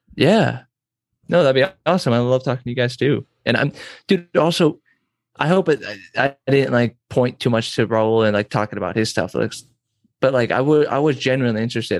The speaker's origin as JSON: {"language": "English", "town": "San Diego", "region": "California", "country": "United States", "moved": "yes", "lives_now": "Nebraska, United States", "said": "I'm from San Diego"}